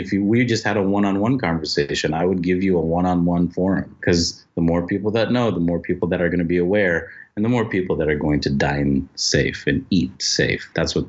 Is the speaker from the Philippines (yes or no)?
yes; Philippines; Like, I'm Filipino, right?